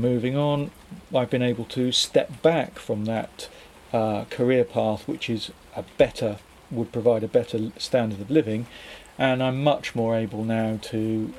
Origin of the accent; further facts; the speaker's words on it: Beer, South West England, United Kingdom; moved away as an adult; also born or lived in London / Brighton; now in Loughton, United Kingdom; Devon. I grew up in Devon, okay. A little fishing village called Beer.